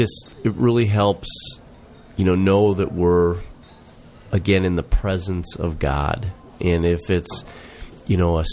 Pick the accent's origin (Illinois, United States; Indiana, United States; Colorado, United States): Illinois, United States; Wadsworth; I grew up in Wadsworth, Illinois, and the church I went to was St. Patrick